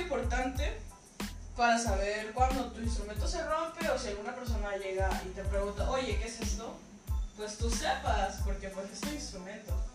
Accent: Comalcalco, Tabasco, Mexico; soy una cantautora mexicana, comalcalquense, tabasqueña, estudiante de Colegio de Bachilleres de Tabasco

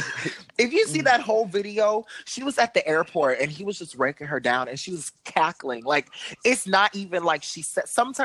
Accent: Miami, Florida, United States; we're from Miami

